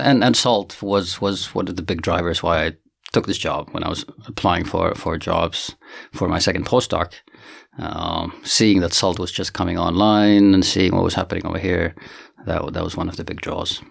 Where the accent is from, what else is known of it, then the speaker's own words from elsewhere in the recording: Finland; moved away as an adult; also born or lived in Santiago, Chile / Boston, United States; now in South Africa; I'm originally from Finland